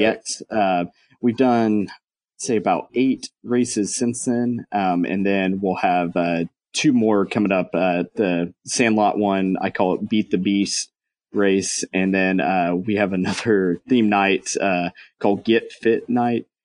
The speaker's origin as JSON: {"language": "English", "region": "Texas", "country": "United States", "also_born_or_lived": "Maryland", "lives_now": "Frisco, United States", "said": "I'm from Texas"}